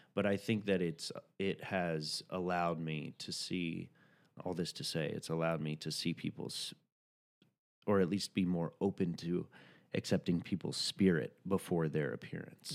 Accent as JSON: {"language": "English", "region": "the South", "country": "United States", "said": "I'm from the South"}